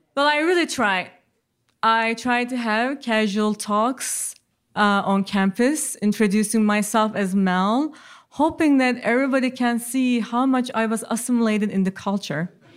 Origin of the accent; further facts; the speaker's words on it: Ankara, Turkey; English is a second language; moved away as an adult; now in United States; given to me in my birth in Ankara.